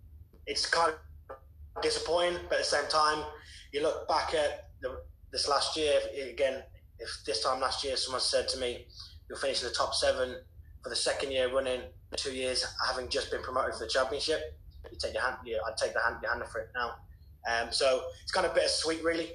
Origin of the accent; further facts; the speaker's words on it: Wolverhampton, West Midlands, United Kingdom; moved away as an adult; born and raised in Wolverhampton